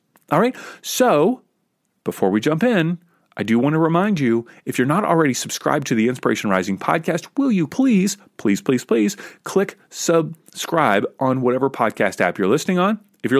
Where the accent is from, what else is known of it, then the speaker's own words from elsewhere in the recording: Kentucky, United States; I grew up in Kentucky.